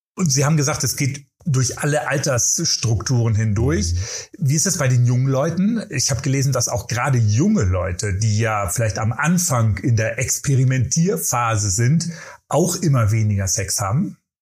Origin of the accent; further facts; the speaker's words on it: Germany; wir Deutsche